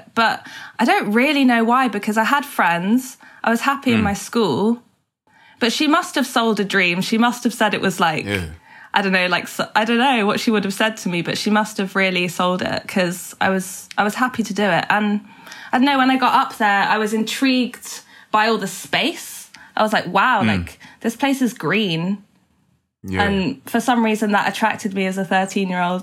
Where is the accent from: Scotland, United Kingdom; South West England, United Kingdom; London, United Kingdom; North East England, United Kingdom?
London, United Kingdom; moved away; also born or lived in North Yorkshire; growing up in London